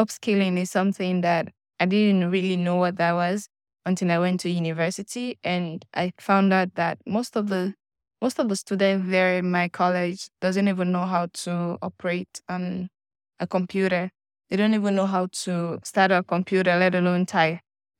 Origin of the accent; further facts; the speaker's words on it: Sierra Leone; I'm from Sierra Leone. I'm 22 years old